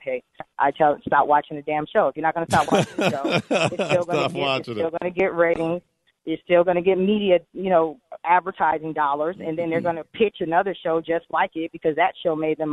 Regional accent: Connecticut, United States; now in Atlanta, United States; I grew up in Connecticut in a very diverse community

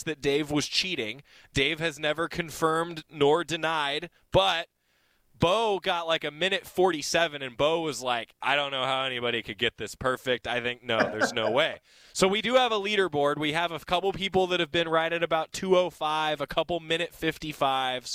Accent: Santa Cruz, California, United States; I, like you, Bay Area, Santa Cruz, really not even Bay Area, it's Santa Cruz.

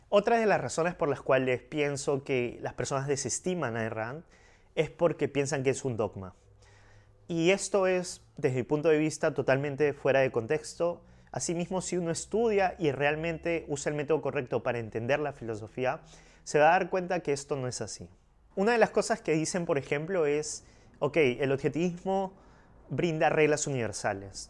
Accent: Peru; yo soy de Perú, y me han, digamos, criado como católico

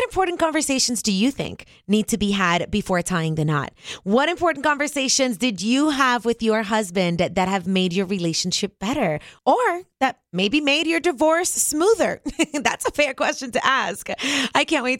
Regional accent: Cuba; moved away; I was born in Cuba, so this custom did not exist when I was growing up

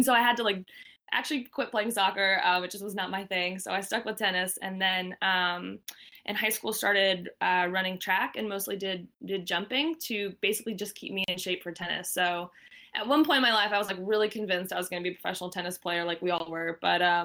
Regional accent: Asheville, North Carolina, United States; moved away as an adult; also born or lived in Wilmington, North Carolina; now in Boston, United States; I grew up in Asheville, North Carolina, in the mountains.

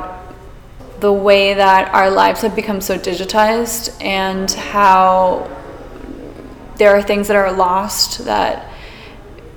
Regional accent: Miami, Florida, United States; growing up in Miami

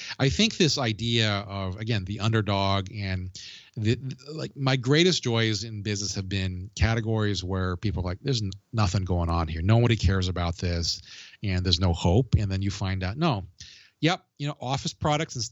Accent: Hawaii, United States; I was born and raised in Hawaii

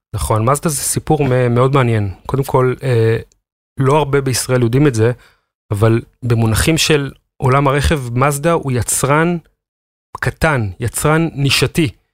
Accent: the Krayot, Haifa District, Israel; now in Givatayim, Israel; אני מגבעתיים, במקור מהקריות

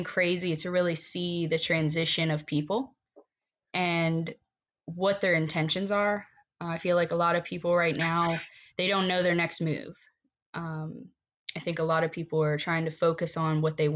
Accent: Virginia, United States; moved away as an adult; now in Ocean Pines, United States; went to Virginia, lived out there for 10 years

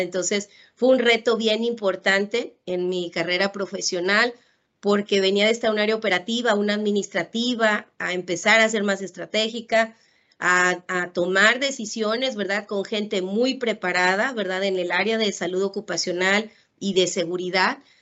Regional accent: Ciudad Valles, San Luis Potosí, Mexico; moved away as an adult; now in Monterrey, Mexico; soy originaria de Ciudad Valle, San Luis Potosí. Por temas de educación, pues me vine a Monterrey, Nuevo León a estudiar

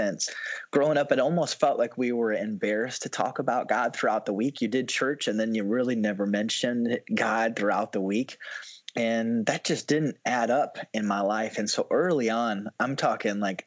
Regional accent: South Dakota, United States; I'm originally born and raised in South Dakota, grew up in the church

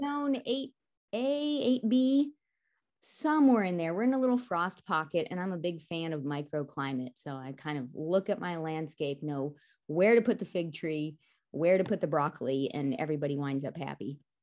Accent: California, United States; moved away; as a kid growing up in California

